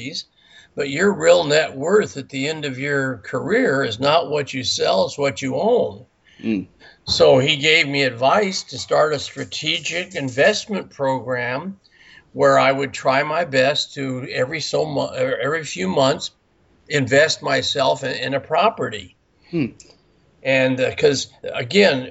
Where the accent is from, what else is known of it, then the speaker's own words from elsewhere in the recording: Burbank, California, United States; also born or lived in Simi Valley, California; I was born in Burbank, California, which is right outside of Los Angeles. And then I moved out to a little town called Simi Valley